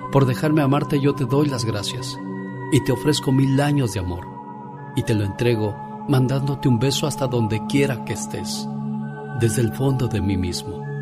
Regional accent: Puerto Peñasco, Sonora, Mexico; moved away; de Puerto Peñasco, Sonora, porque un día salí de Sonora, pero Sonora nunca salió de mí

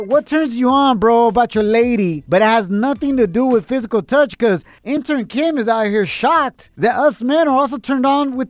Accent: Jalisco, Mexico; I'm from Jalisco, Cotran, Jalisco.

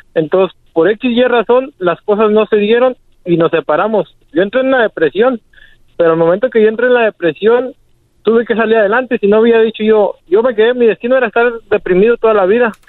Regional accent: Uruapan, Michoacán, Mexico; now in Argyle, United States; Estamos aquí en Argile, Texas. Somos de Uruapan

